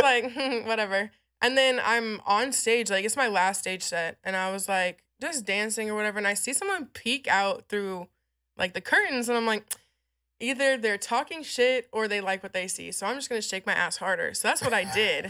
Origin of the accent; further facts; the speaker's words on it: San Antonio, Texas, United States; also born or lived in Illinois / Amarillo, Texas; I grew up in San Antonio, like, all around San Antonio, so that's kind of where my upbringing was